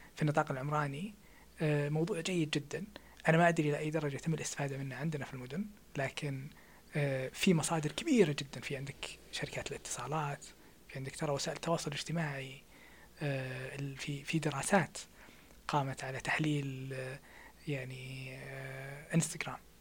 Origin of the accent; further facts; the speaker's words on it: Saudi Arabia; احنا في السعودية